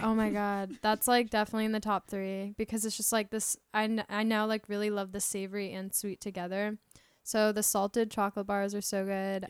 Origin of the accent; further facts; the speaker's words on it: Tampa, Florida, United States; I'm from Tampa, Florida.